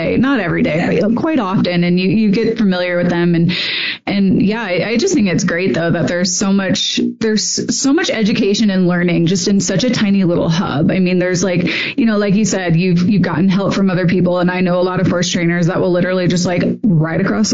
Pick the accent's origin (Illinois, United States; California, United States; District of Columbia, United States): Illinois, United States; Chicago; now in Colorado, United States; I'm from the Chicagoland area, so another cold area with lots of indoors.